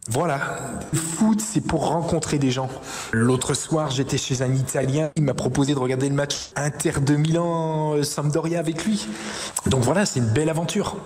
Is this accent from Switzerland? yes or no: no; 40 km from Nantes, Pays de la Loire, France; also born or lived in Saint-Jean-de-Monts, Vendée; J'habitais à 40 km de Nantes